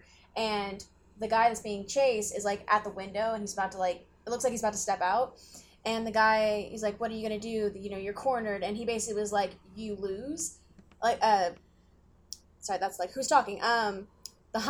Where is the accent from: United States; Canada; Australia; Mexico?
United States; the Bible Belt; I grew up in the Bible Belt